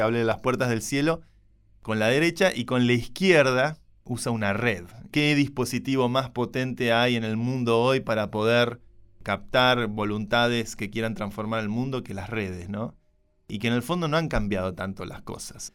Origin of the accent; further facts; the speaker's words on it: Buenos Aires, Argentina; todos los que somos de Buenos Aires